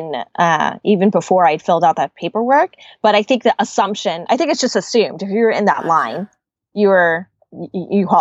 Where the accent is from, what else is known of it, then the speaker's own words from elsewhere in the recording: Dallas, Texas, United States; also born or lived in Georgia; I'm from Dallas, Texas. I grew up in Dallas, Texas.